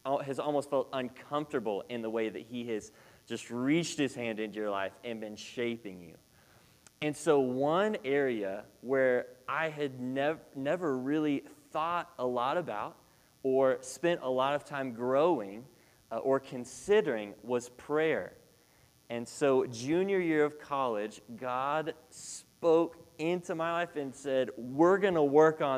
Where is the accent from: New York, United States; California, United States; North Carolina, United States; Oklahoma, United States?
Oklahoma, United States; Shawnee; moved away as an adult; now in Texas, United States; I grew up in Shawnee, Oklahoma